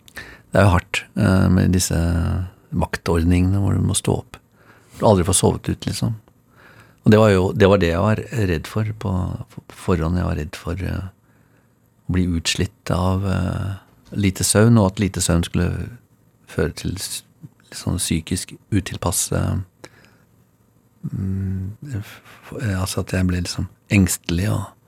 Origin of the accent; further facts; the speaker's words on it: Oslo, Norway; Jeg eh, bor der jeg vokste opp